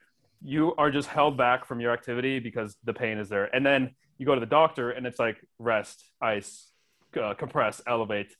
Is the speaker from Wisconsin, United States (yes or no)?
yes; Wisconsin, United States; growing up in Wisconsin